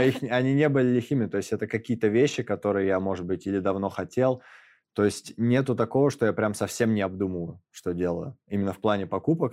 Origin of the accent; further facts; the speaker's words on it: Moscow, Russia; в моем родном городе